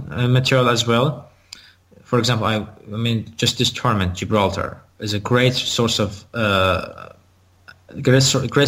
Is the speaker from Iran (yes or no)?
yes; Iran; now in United States